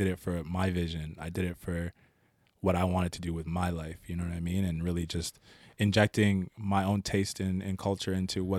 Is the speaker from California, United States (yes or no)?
no; Philadelphia, Pennsylvania, United States; Like I said, I grew up in Overbrook, and if everyone knows that neighborhood, it's a rough neighborhood.